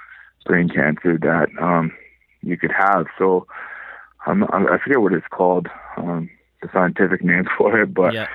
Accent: Powell River, British Columbia, Canada; also born or lived in Vancouver, British Columbia / Delta, British Columbia; I was born and raised in Powell River, British Columbia.

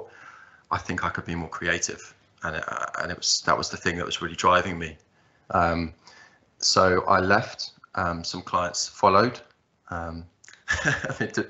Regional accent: Margate, South East England, United Kingdom; I was born in Margate in the southeast, and that's where I still currently reside, that southeast England. I grew up, went through the system

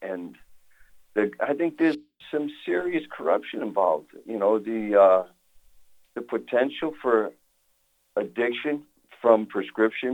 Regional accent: New York City, New York, United States; moved away; I'm from New York. I was born and raised in Brooklyn

